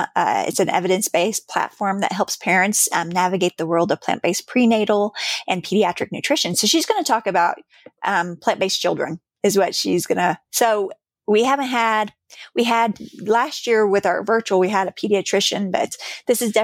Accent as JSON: {"language": "English", "region": "Missouri", "country": "United States", "said": "I am from Missouri myself"}